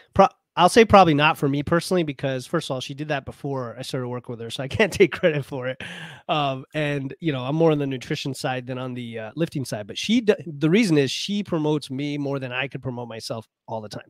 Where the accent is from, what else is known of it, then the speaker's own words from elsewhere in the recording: Florida, United States; as a kid growing up in Florida